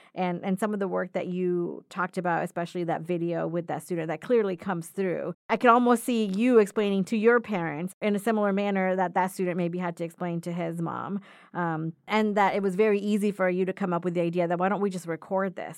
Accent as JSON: {"language": "English", "region": "Florida", "country": "United States", "moved": "yes", "said": "I come from Florida, so different type of trees down there"}